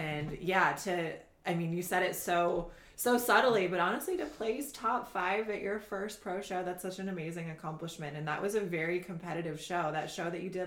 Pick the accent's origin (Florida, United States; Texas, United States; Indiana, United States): Indiana, United States; now in Costa Mesa, United States; I'm originally from the Midwest. I'm from Indiana. and I live in Costa Mesa, California now.